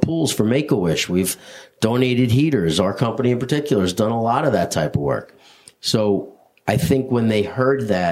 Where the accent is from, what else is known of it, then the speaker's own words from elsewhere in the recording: East Northport, New York, United States; I grew up in East Northport